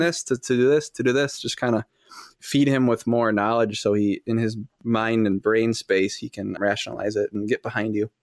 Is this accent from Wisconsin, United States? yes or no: yes; Fond du Lac, Wisconsin, United States; I'm from Fond du Lac, Wisconsin